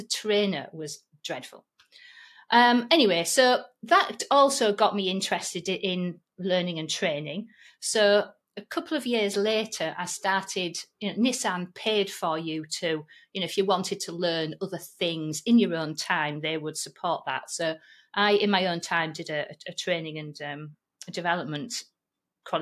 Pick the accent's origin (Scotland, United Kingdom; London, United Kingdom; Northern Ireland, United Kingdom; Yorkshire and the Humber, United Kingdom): Yorkshire and the Humber, United Kingdom; accent: Yorkshire; my Yorkshire accent